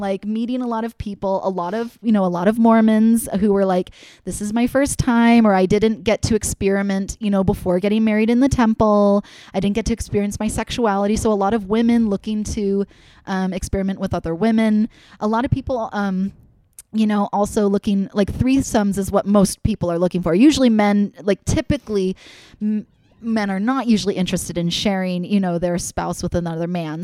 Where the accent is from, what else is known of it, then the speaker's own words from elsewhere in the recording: Connecticut, United States; growing up in Connecticut, like people don't get married in their young 20s in Connecticut